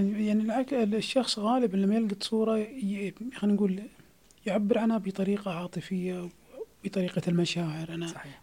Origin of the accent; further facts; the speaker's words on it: Saudi Arabia; عندنا في السعوديه